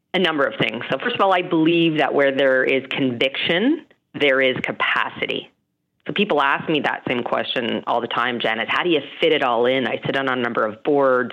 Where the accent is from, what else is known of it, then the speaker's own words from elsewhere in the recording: Calgary, Alberta, Canada; I grew up in Calgary